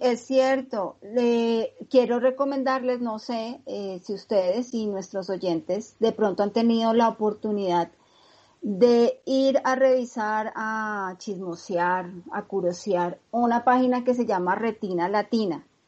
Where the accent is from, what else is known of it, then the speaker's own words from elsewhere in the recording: Colombia; nosotros como colombianos